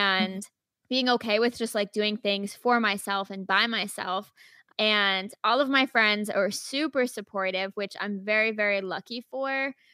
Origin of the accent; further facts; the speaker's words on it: Rhode Island, United States; moved away as an adult; now in Chicago, United States; I'm originally from Rhode Island